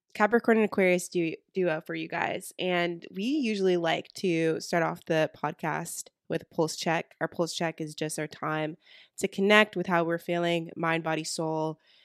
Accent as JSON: {"language": "English", "area": "the South", "region": "North Carolina", "country": "United States", "said": "we are from the South and we live in the South. So, we're talking about North Carolina"}